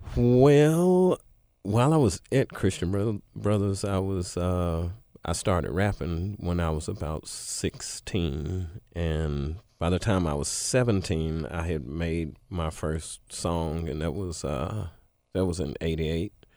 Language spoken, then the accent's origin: English; Memphis, Tennessee, United States; I'm from Memphis, Tennessee